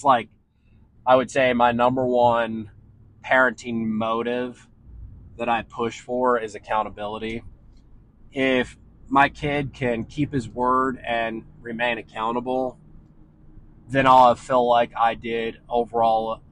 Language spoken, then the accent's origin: English; Ohio, United States; also born or lived in Washington State; now in San Diego, United States; if I were still living back home in Ohio, I would have my kid play in every sport because that's just what you do in that environment. And that's what everyone does back in my hometown